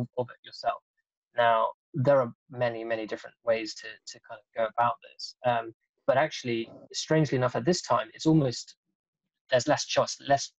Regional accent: Denmark; I'm actually from Denmark

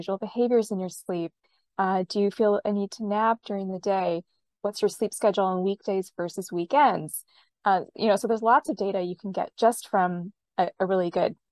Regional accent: Western Canada, Canada; also born or lived in Bay Area, California; now in California, United States; I'm based in California in the Bay Area, but I grew up in Western Canada

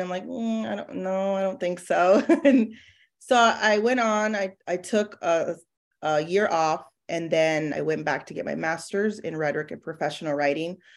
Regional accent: San Diego, California, United States; moved away as an adult; now in Dallas, United States; I'm originally from San Diego

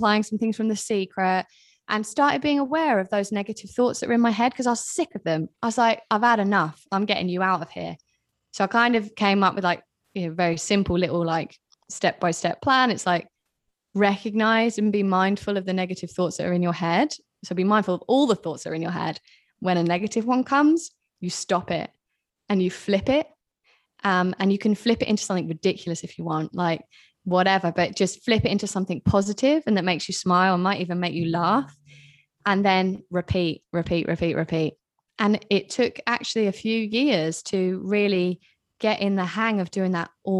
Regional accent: England, United Kingdom; moved away; I am British. I know my accent is all over the place because I haven't lived in England for a long time. People are always like, where the hell are you from? Anyway, but I am British

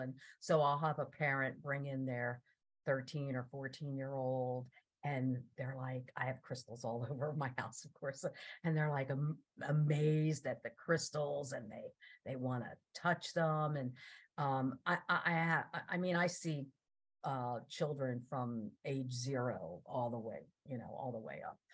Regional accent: New Jersey, United States; I grew up in New Jersey

